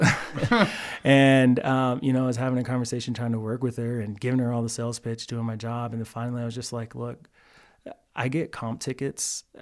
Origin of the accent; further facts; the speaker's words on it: Texas, United States; moved away as an adult; also born or lived in Pflugerville, Texas / Cameron, Texas / Waco, Texas; now in Colorado, United States; I'm a Texas boy, born and raised